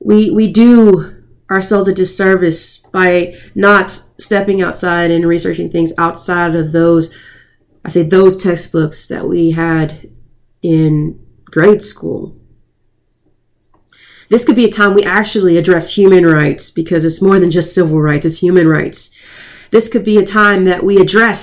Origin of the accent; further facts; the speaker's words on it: United States; we as Americans